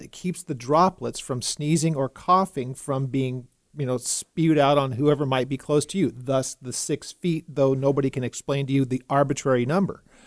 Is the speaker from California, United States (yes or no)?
yes; California, United States; moved away as an adult; now in Texas, United States; I grew up in California, and I'm in, I'm in my fifties, so I had never lived anywhere else in my whole life